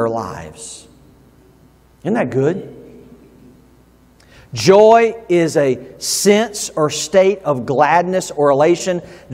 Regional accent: the South, United States; moved away; I grew up in the South

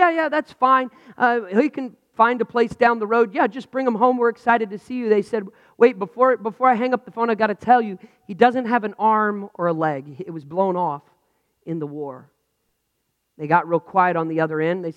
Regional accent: United States; I'm frustrated as an American.

